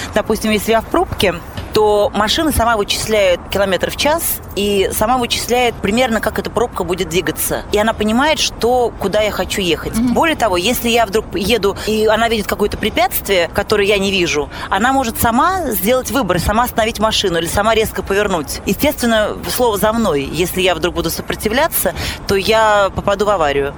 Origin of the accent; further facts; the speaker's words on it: Moscow, Russia; я коренная москвичка